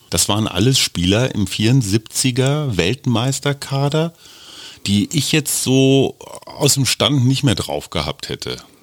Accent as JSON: {"language": "German", "region": "Berlin", "country": "Germany", "said": "als Berliner"}